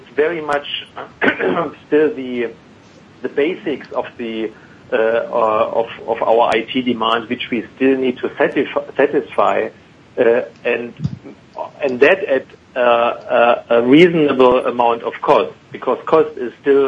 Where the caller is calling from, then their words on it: Frankfurt, Hesse, Germany; Actually, I'm in Frankfurt in Germany right now.